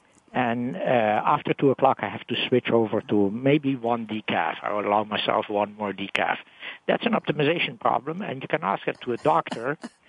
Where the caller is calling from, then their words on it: New York, United States; also from New York.